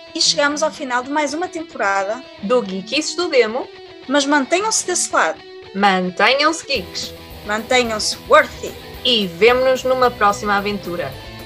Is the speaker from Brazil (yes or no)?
no; Portugal; nós somos portugueses